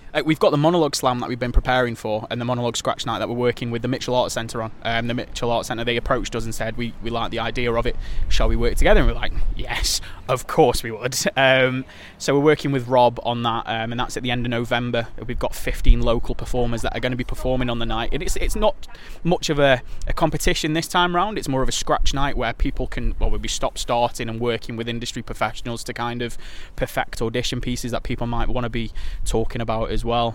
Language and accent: English; Stoke-on-Trent, West Midlands, United Kingdom; I was born, bred, I grew up in Tunstall, went to school there